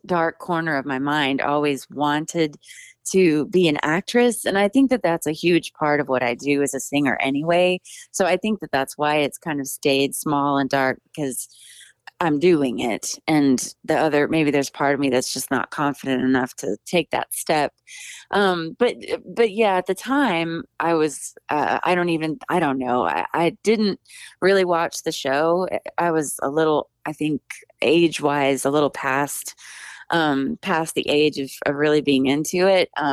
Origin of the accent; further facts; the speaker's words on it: Hill Country, South Texas, United States; I grew up in South Texas in the hill country